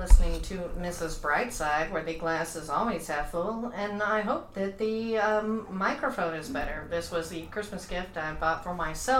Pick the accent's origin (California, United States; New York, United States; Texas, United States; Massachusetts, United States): Texas, United States; Dallas; moved away as an adult; now in Los Angeles, United States; coming from Dallas, which is a little bit more fast-paced.